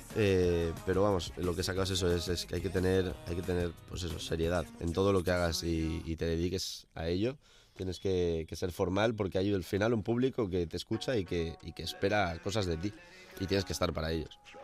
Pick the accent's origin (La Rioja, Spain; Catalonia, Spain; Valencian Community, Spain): Valencian Community, Spain; El Puig; moved away; donde me crié, eh, en Valencia